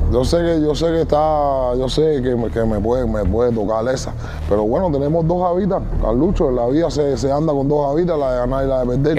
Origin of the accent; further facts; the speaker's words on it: Cuba; moved away as an adult; yo como cubano de allí, que ahora está aquí